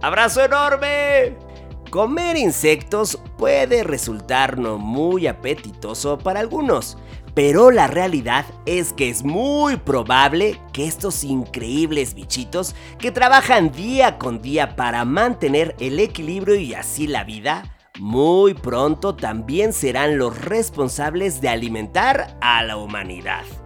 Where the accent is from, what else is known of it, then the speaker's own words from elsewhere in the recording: Mexico; somos mexicanos